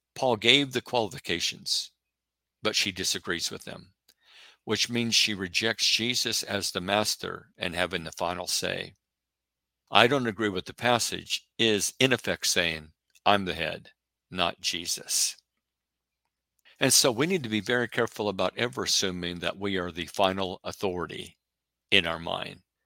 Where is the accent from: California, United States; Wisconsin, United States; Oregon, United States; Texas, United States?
Oregon, United States; I'm from Oregon